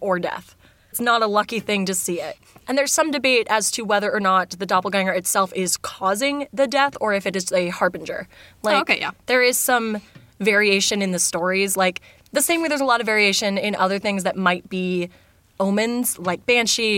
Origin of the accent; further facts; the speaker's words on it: United States; I'm an American